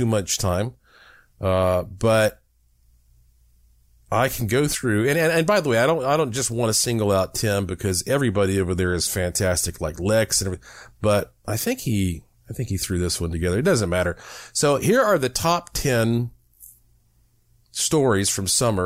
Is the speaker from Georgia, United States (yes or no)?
no; Asheville, North Carolina, United States; growing up in the Blue Ridge Mountains of Asheville, North Carolina